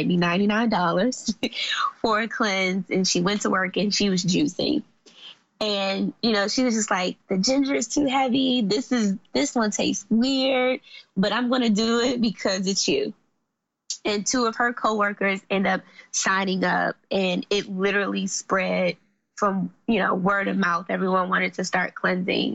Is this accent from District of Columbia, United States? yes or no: yes; Washington, District of Columbia, United States; also born or lived in Forestville, Maryland; So I grew up in Southeast D.C. and Southeast D.C. is, I mean, it's the hood.